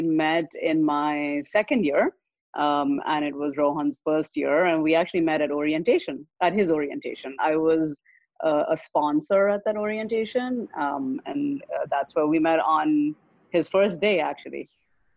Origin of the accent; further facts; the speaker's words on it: Pakistan; now in United States; I was raised in Pakistan